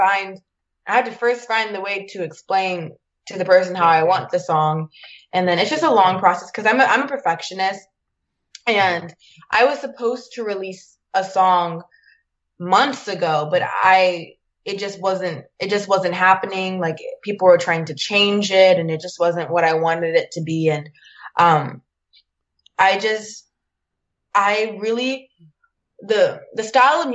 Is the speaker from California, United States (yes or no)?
yes; Orange County, California, United States; also born or lived in Annapolis, Maryland; I grew up in Orange County